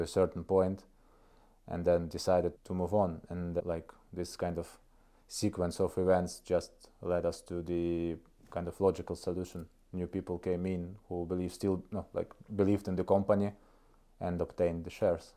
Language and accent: English; Kohtla-Järve, Ida-Viru County, Estonia; English is a second language; moved away as an adult; now in Tartu, Estonia; I'm coming from a city of Kohtla Järve. It's northeast Estonia. So it's a kind of a Russian region. People speak Russian there mostly. So I do.